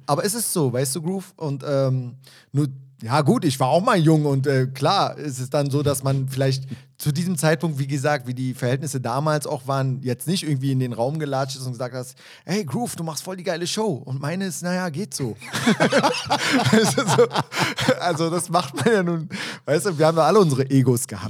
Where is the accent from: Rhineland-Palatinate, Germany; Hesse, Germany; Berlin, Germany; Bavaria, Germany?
Berlin, Germany; Ich kam da rein als Berliner Junge